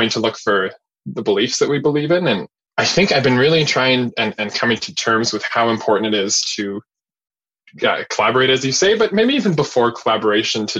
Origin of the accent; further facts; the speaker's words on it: Winnipeg, Manitoba, Canada; I grew up in West Winnipeg and I'm more familiar with that and living in the West End now